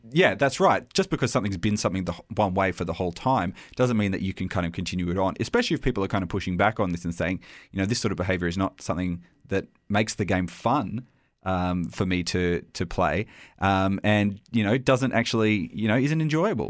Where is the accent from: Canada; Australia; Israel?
Australia; accent: Australian; my Australian accent.